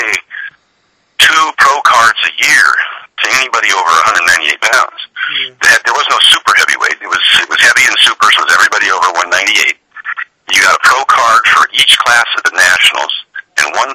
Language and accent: English; Portland, Oregon, United States; It was Portland, Oregon. I was out on the west side there, towards Beaverton, Sunset, Aloha, in that Hillsboro, that area out there. And it was, you know, that's where I was born and raised